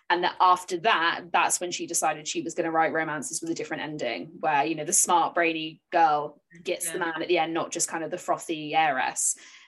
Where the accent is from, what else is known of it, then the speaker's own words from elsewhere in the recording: Bridport, South West England, United Kingdom; also born or lived in Dorchester; I grew up literally in Hardy country. My birthplace was Dorchester, so I lived right by Max Gate. I lived in Bridport, which is, I think, as you call it, Port Breedy in his books. And I basically grew up around there